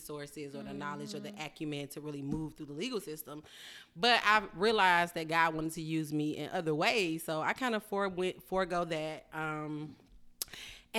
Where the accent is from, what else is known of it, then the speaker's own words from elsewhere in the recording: Atlanta, Georgia, United States; I am born and bred in Atlanta, Georgia.